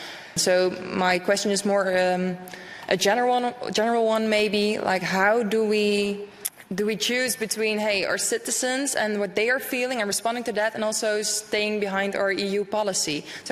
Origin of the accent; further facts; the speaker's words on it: Netherlands; I'm also from the Netherlands